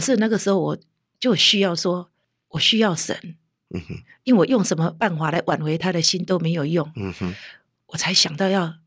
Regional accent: Taiwan; 我是个本省人

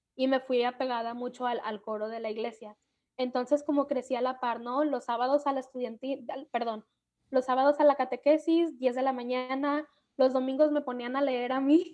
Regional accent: Manzanillo, Colima, Mexico; also born or lived in Tecomán, Colima; soy de Manzanillo, Colima. Bueno, aquí vivo, aunque nací.

